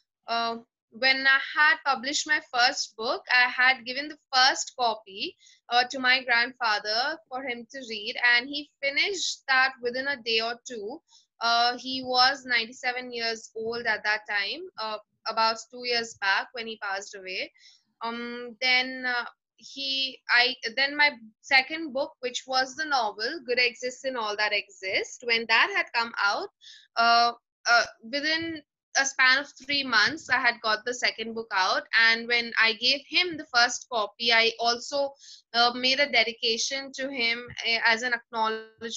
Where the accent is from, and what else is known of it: India; English is a second language